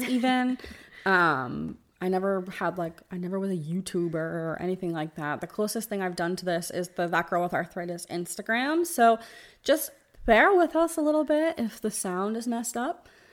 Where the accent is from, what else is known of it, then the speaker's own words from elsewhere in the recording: New Jersey, United States; moved away as an adult; now in Tampa, United States; I live in Tampa. We, we live in the Tampa, Florida area, but I'm originally from New Jersey